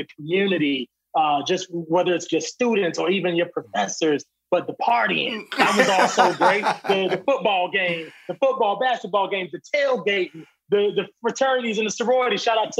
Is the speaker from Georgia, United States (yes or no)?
no; Virginia, United States; we were just talking about how grateful we are to be from Virginia.